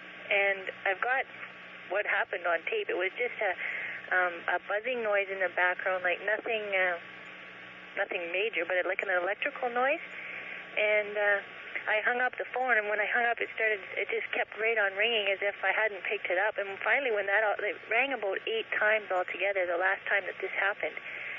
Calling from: Kenora, Ontario, Canada; I'm calling from Kenora, Ontario.

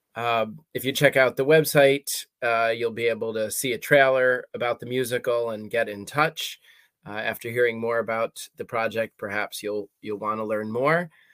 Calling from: Columbia, Maryland, United States; I am calling in from Maryland in the United States, a little town called Columbia

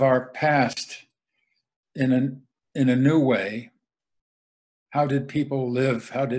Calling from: Ann Arbor, Michigan, United States; I'm speaking from Ann Arbor, Michigan, near to Canada

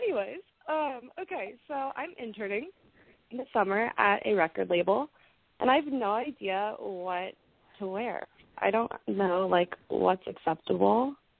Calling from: Santa Barbara, California, United States; I'm calling from Santa Barbara, and I'm 19 as of yesterday.

